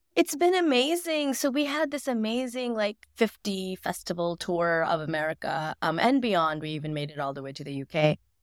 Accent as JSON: {"language": "English", "region": "Mississippi", "country": "United States", "tie": "born or raised there", "said": "growing up in Mississippi"}